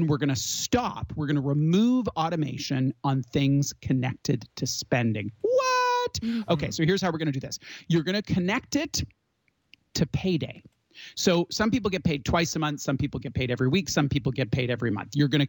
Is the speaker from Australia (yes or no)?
no; Canada; we're Canadian.